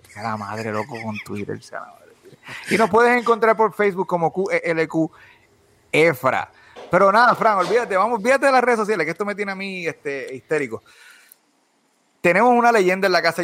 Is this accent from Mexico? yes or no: no; Bayamón, Puerto Rico; … y yo somos los dos nacidos y criados en Bayamón